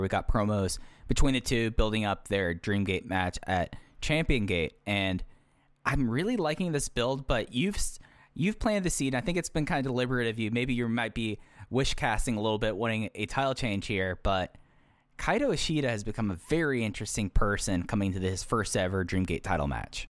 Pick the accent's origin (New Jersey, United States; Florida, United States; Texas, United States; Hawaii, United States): Texas, United States; growing up in Texas